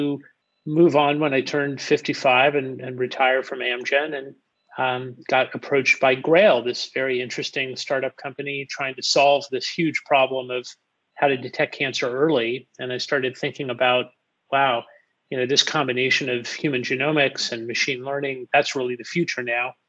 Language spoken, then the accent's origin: English; Los Angeles, California, United States; born and raised in Los Angeles